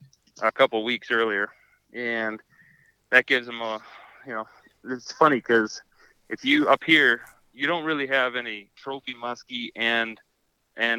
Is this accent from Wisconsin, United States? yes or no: yes; Wisconsin, United States; I'm from Wisconsin, so upper Midwest